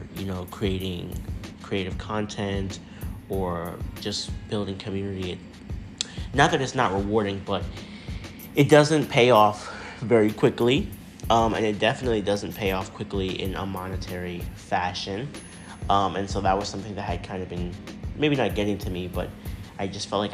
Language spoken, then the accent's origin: English; United States; I'm an American citizen. I was born in the United States